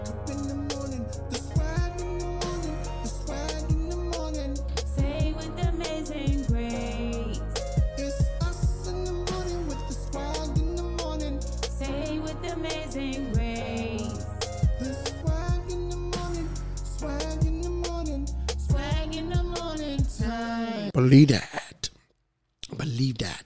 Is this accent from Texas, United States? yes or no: no; New Jersey, United States; I'm from Jersey